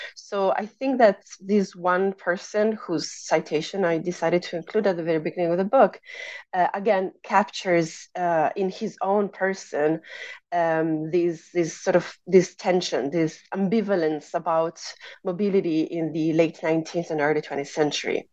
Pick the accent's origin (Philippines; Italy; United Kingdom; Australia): Italy; moved away as an adult; also born or lived in United States; I grew up in Italy, which is where I pursued my undergraduate studies and my uh, master's degree.